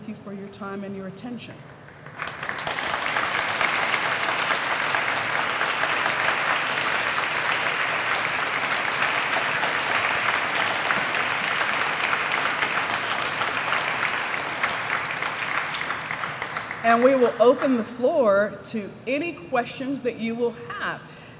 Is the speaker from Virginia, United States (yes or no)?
yes; Williamsburg, Virginia, United States; I grew up in Williamsburg